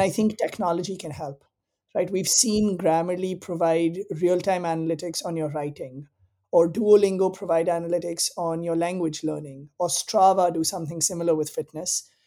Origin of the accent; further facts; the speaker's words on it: India; moved away as an adult; also born or lived in Southern California, United States / East Africa; now in Bay Area, United States; I grew up in India. I came to the US for college